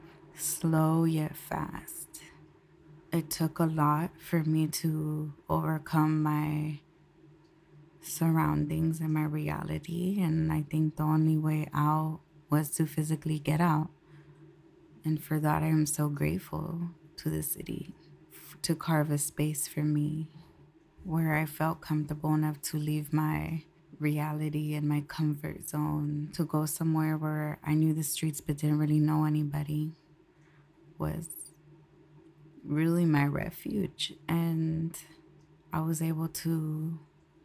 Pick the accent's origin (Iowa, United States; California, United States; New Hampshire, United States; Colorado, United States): California, United States; Concord; moved away as an adult; now in San Francisco, United States; growing up in Concord, I was raised on Monument Boulevard